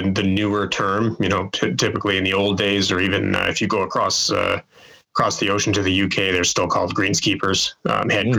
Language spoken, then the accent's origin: English; Calgary, Alberta, Canada; moved away as an adult; now in Winnipeg, Canada; I grew up in Calgary